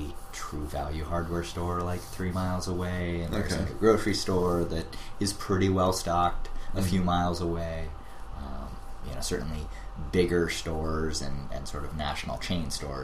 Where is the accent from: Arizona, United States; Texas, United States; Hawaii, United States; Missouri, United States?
Hawaii, United States; moved away as an adult; also born or lived in Alaska / California / Boston; I moved to Hawaii basically when I was like 4 or 5 years old mm-hmm. and spent the rest of my sort of schooling and high school there mm-hmm. and then moved to California for college